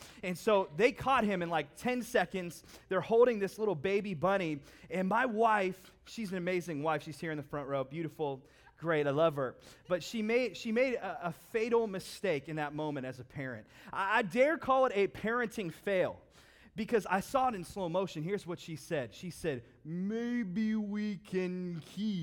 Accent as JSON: {"language": "English", "town": "Howland", "region": "Ohio", "country": "United States", "tie": "born or raised there", "said": "I grew up in Howland, so not necessarily known for wilderness material"}